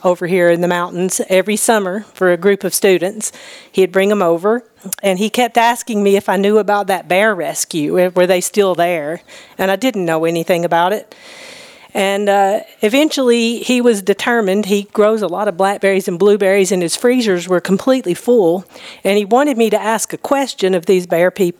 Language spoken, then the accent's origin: English; Loretto, Tennessee, United States; moved away as an adult; also born or lived in Nashville, Tennessee; I grew up in Tennessee, but in Middle Tennessee in Lawrence County down in Loretto